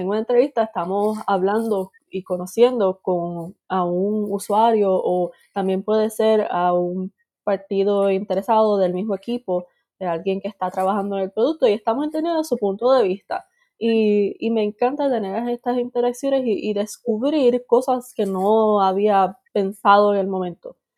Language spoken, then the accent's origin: Spanish; Puerto Rico; moved away as an adult; also born or lived in Boston, United States; nací en Puerto Rico, estuve viviendo ahí hasta mis 18 años